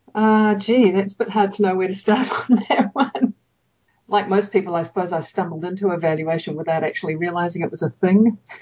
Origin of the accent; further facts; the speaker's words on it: New Zealand; moved away as an adult; also born or lived in Japan / United States; I grew up in New Zealand.